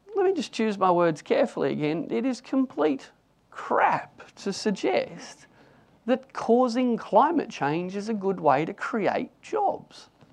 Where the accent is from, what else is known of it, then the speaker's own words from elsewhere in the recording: Newcastle, New South Wales, Australia; I grew up in Newcastle and I wanted to work in the coal mines when I tried to leave school at 15